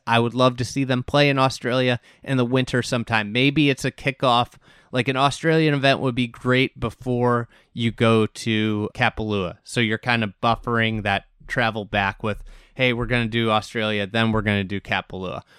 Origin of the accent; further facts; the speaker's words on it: Chicago, Illinois, United States; I'm from Chicago.